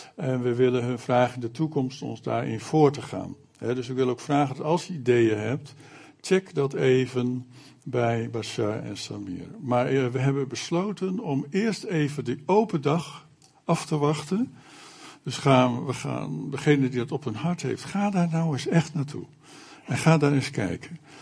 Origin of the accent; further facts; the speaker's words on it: Alkmaar, North Holland, Netherlands; now in Zutphen, Netherlands; Ik kom zelf vroeger uit Alkmaar, waar al 25 jaar lang een AZC was